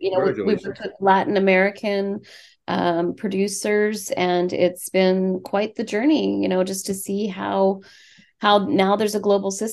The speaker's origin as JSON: {"language": "English", "region": "Saskatchewan", "country": "Canada", "said": "Yeah, I'm a prairie girl. I come from Saskatchewan"}